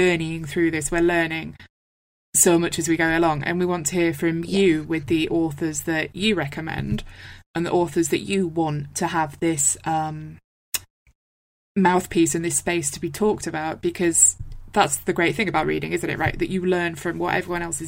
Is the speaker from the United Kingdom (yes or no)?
yes; United Kingdom; I am from Britain.